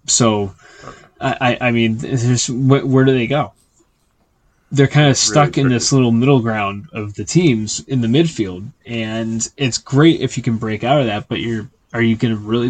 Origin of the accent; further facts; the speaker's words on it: United States; I'm an American